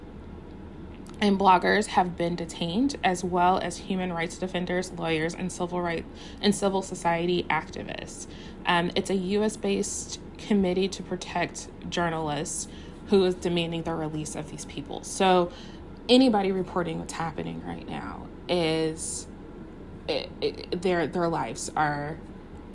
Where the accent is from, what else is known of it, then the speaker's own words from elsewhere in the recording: United States; as an American